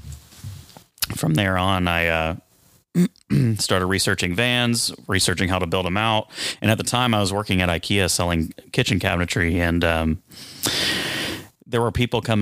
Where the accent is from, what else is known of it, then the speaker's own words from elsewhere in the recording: Dallas, Texas, United States; I'm from Dallas. I've lived here about 20 years.